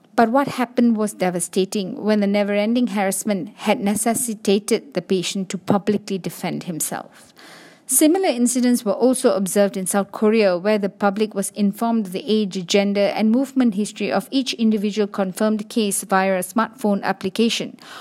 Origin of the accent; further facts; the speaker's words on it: Malaysia; As a Malaysian